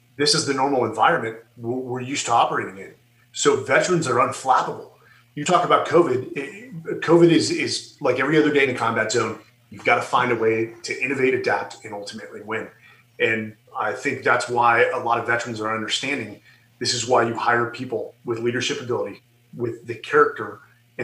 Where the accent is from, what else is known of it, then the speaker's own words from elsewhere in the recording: Silicon Valley, California, United States; I was born and raised in Silicon Valley